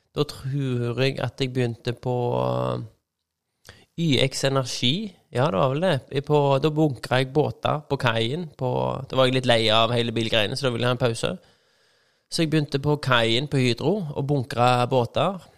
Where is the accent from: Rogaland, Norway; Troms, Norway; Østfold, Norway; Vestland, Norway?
Rogaland, Norway; Skudeneshavn; also born or lived in Haugesund; Jeg er født i Haugesund, tror jeg. Oppvokst i Skudenes